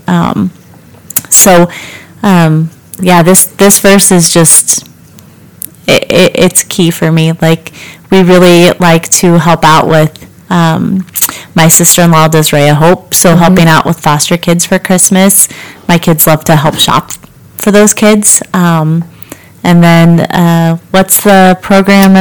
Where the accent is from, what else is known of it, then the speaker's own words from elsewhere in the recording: Richmond, Kansas, United States; the little town I grew up in, I grew up in Richmond, Kansas, not far from here